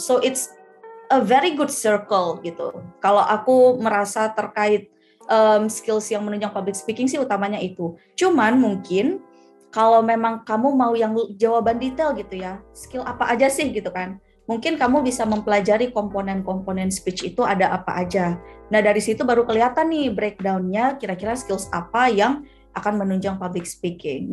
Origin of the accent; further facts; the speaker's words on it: Aceh, Indonesia; moved away; aku anak Aceh nih aku nih dari Aceh ya orang tuaku masih di Aceh jadi aku di sini sendirian merantau